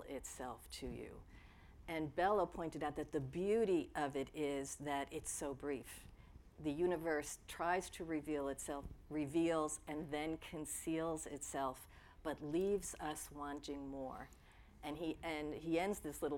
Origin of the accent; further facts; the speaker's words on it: Elmont, New York, United States; also born or lived in Brooklyn; growing up in Elmont.